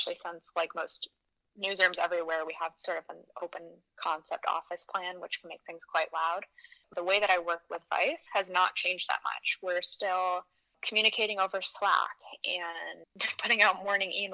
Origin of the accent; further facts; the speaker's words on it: Michigan, United States; now in Queens, New York, United States; I'm obviously not native. I'm from Michigan